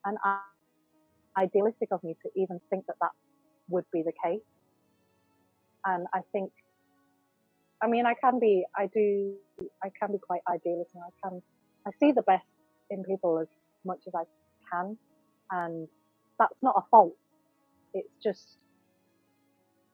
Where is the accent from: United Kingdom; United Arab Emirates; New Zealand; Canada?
United Kingdom; Yorkshire and the Humber; I'm also Cantonese born. My parents are Cantonese, and I was raised in Yorkshire